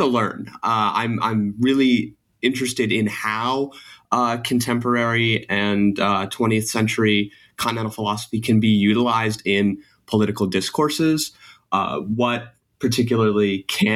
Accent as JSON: {"language": "English", "region": "New York", "country": "United States", "moved": "yes", "lives_now": "Florida, United States", "said": "I'm from New York primarily, but right now I'm living in Florida"}